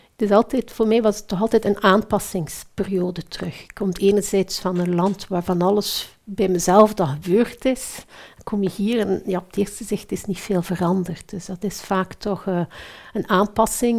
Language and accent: Dutch; Belgium; Ik ben Belg